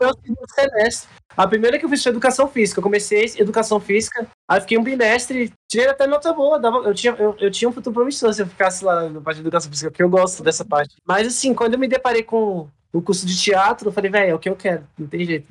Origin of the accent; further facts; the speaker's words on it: Brasília, Federal District, Brazil; also born or lived in Trinidad and Tobago; Eu vim para Brasília, eu tinha quatro anos